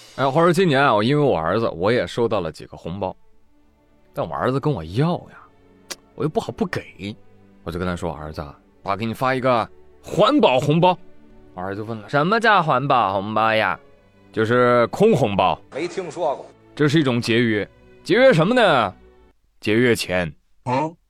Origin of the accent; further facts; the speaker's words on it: China; 对于我们中国人